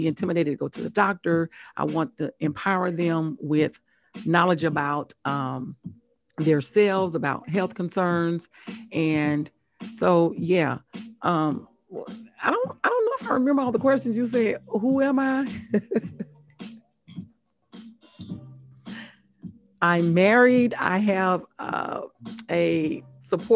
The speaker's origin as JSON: {"language": "English", "town": "Biloxi", "region": "Mississippi", "country": "United States", "tie": "born or raised there", "also_born_or_lived": "Laurel, Mississippi / Tuskegee, Alabama", "moved": "as an adult", "lives_now": "Atlanta, United States", "said": "I'm from Mississippi, Laurel, Mississippi"}